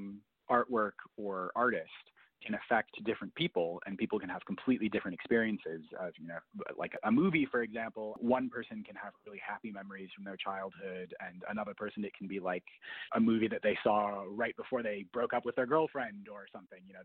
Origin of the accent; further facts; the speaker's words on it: Minneapolis–Saint Paul, Minnesota, United States; I grew up in the Twin Cities